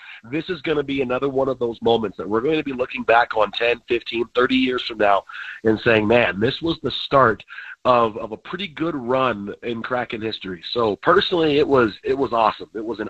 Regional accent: Detroit, Michigan, United States; moved away; I grew up in Detroit.

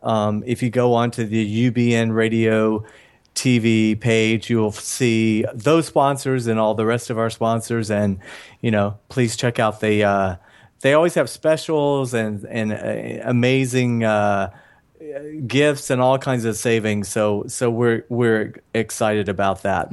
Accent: Atlanta, Georgia, United States; moved away as an adult; now in Los Angeles, United States; I'm from Georgia. I left Atlanta

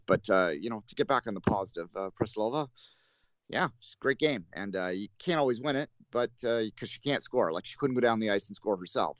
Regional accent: Canada; as a Canadian

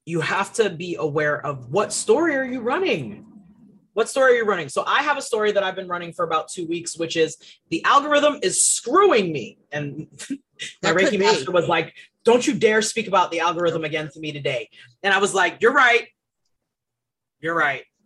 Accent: Florida, United States; also born or lived in Boston, Massachusetts / Haiti (parents); I was born in Boston, Massachusetts. My parents are Haitian. They came from Haiti in the 70s, late 70s. And I was born in the 80s. We moved to Florida in 89 when I was about

